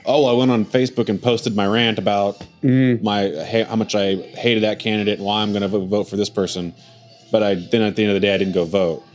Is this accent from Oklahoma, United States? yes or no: yes; Oklahoma City, Oklahoma, United States; I'm from Oklahoma City